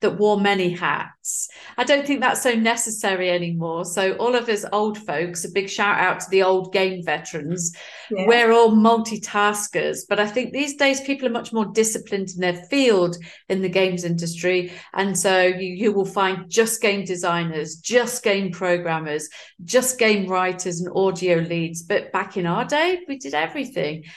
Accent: Nottingham, East Midlands, United Kingdom; now in Zurich, Switzerland; I'm originally from the Midlands in the UK. So a place called Nottingham

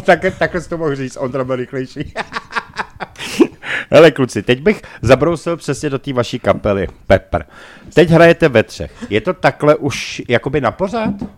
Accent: Prague, Czechia; my Pražáci

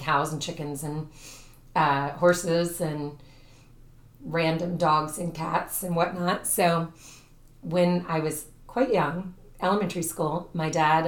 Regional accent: Brooksville, Florida, United States; born or raised there; also born or lived in Jacksonville, Florida

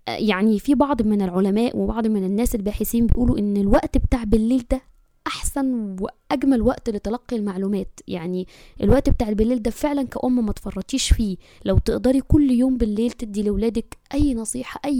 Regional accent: Egypt; أنا مصرية عمري 34 سنة أم البنوتين ربنا يبارك فيهم واحدة 10 سنوات واحدة 6 سنوات

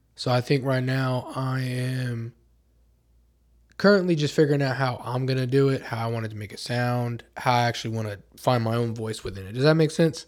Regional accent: Oklahoma, United States; I was born in Oklahoma

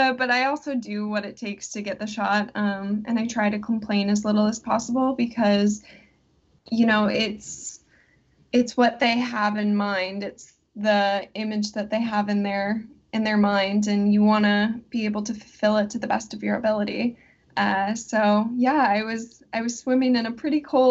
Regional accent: Fond du Lac, Wisconsin, United States; I am originally from Fond du Lac, Wisconsin. So it's a pretty small town.

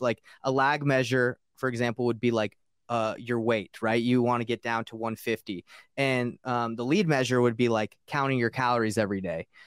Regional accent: Marietta, Georgia, United States; also born or lived in Roswell, Georgia; I grew up in Marietta and uh, Roswell

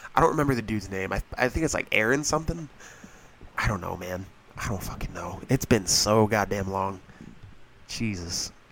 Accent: Pennsylvania, United States; I'm from Pennsylvania

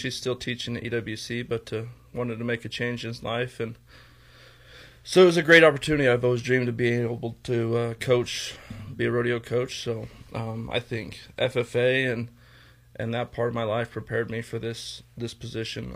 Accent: Torrington, Wyoming, United States; also born or lived in Oklahoma; I was born and raised here in Torrington

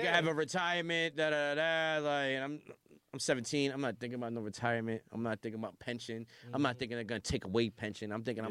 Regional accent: Las Vegas, Nevada, United States; born there; So, like, I was born in Vegas because my dad was Air Force

